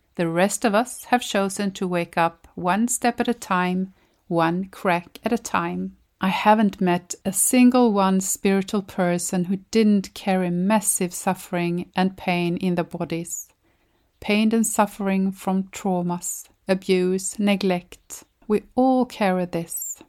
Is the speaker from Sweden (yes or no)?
yes; Sweden; from Sweden